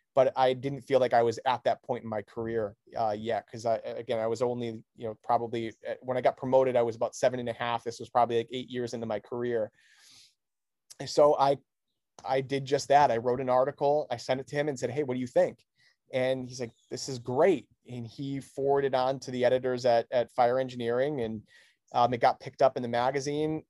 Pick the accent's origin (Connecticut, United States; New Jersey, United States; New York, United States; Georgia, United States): Connecticut, United States; Newington; the town that I grew up in, in Newington, Connecticut